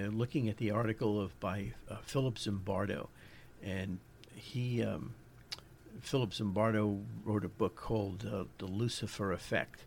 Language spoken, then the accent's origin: English; New York, United States; accent: New York; My New York accent